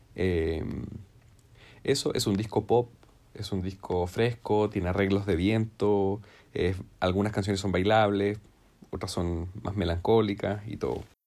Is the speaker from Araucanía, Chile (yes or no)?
yes; Temuco, Araucanía, Chile; yo soy de Temuco